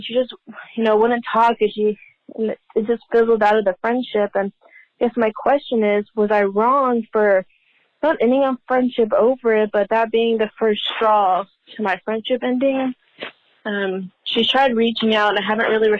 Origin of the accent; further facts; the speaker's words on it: Dallas, Texas, United States; I was friends with a girl from my hometown in Dallas